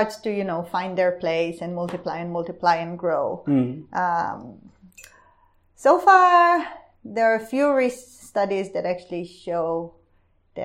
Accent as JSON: {"language": "English", "country": "Israel", "moved": "yes", "lives_now": "Australia", "said": "I come from Israel"}